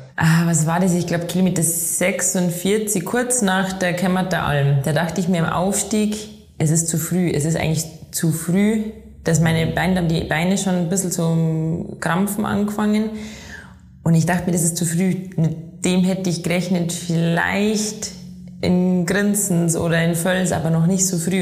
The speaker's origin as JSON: {"language": "German", "town": "Inzell", "region": "Bavaria", "country": "Germany", "tie": "born or raised there", "moved": "as an adult", "lives_now": "Innsbruck, Austria", "said": "ich komme aus Inzel im Chiemgau und lebe aktuell in Innsbruck in Tirol"}